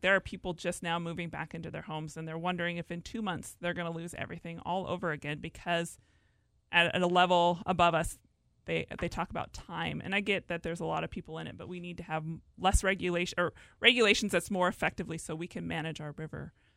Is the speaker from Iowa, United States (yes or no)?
no; Lynden, Washington, United States; I grew up here in Whatcom County on a dairy farm south of Linden